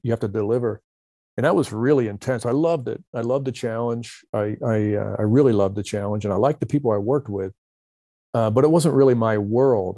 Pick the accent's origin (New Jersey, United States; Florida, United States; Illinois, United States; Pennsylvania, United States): New Jersey, United States; Camden; also born or lived in Philadelphia area; now in Mojave Desert, United States; I grew up in South Jersey in a very congested area